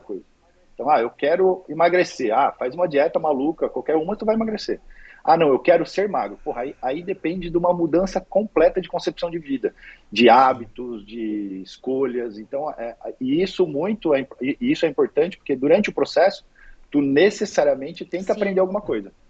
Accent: Dracena, São Paulo, Brazil; moved away as an adult; now in Balneário Camboriú, Brazil; na verdade sou dracenense de coração. Minha família continua toda aí, meus pais, minha irmã, sobrinho, continua tudo aí. É, eu saí de Dracena para estudar

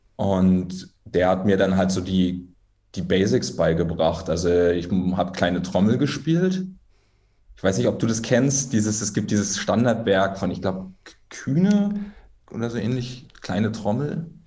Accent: Berlin, Germany; moved away as an adult; also born or lived in Hamburg / Kassel; Ich bin gebürtiger Berliner

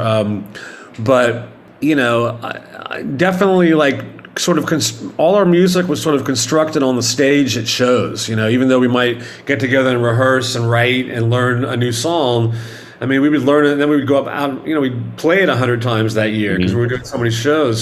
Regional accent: Dallas, Texas, United States; moved away; also born or lived in Arizona / New York City; I was born in Arizona, but I grew up in Dallas, Texas

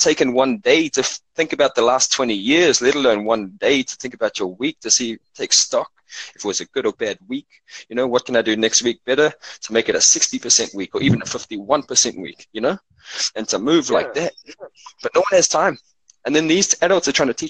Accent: Cape Town, Western Cape, South Africa; now in Auckland, New Zealand; I come from South Africa, and I grew up really poor over there

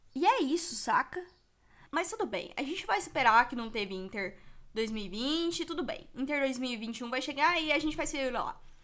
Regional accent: Goiás, Brazil; accent: goianês; Aqui em Goiás, a gente tem um sotaque muito específico. A gente puxa o R mesmo e sem dó.

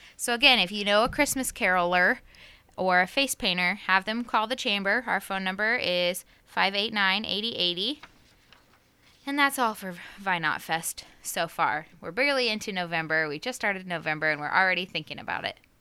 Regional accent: Knoxville, United States; born or raised there; moved away

